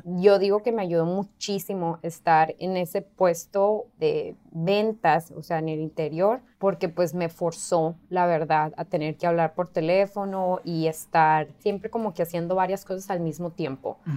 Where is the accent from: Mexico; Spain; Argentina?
Mexico; now in California, United States; soy mexicana